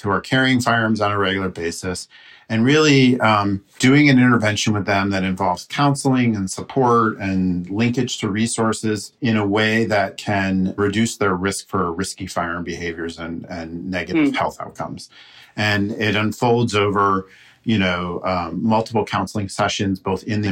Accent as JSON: {"language": "English", "country": "United States", "said": "we Americans"}